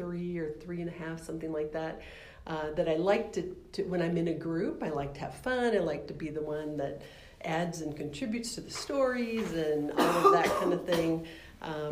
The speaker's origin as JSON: {"language": "English", "town": "Littleton", "region": "Colorado", "country": "United States", "tie": "born or raised there", "also_born_or_lived": "Seattle, Washington", "said": "I actually was born in Seattle, but we moved to Colorado not too long after that. So all my school years were in Littleton, Colorado"}